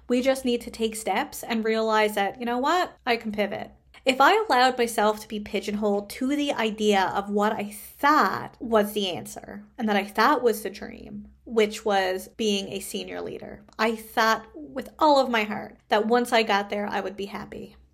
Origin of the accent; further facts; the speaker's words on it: Canada; I am a Canadian social worker